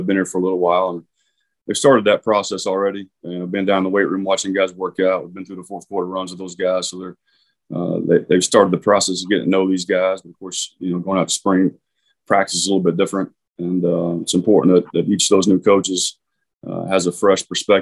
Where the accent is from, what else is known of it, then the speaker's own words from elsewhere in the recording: Oklahoma, United States; moved away as an adult; also born or lived in Virginia; growing up in Oklahoma